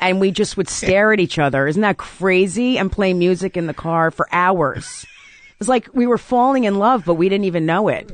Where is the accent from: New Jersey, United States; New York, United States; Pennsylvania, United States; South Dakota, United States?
New Jersey, United States; South Orange; I grew up in South Orange, New Jersey.